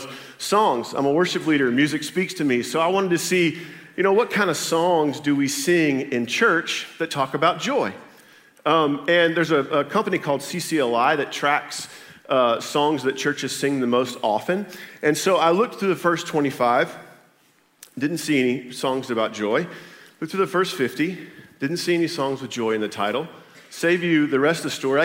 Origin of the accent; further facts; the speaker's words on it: Berry Hill, Oklahoma, United States; also born or lived in Tulsa, Oklahoma; I'm from Tulsa, Oklahoma. Grew up in a little town called Berry Hill, Oklahoma.